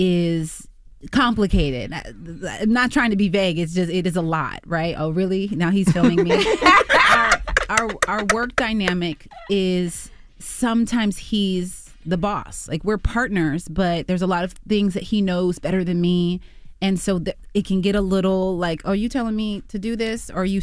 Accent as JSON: {"language": "English", "region": "Texas", "country": "United States", "said": "He's from Philly, I'm from Texas, and there's a lot of things you can take from"}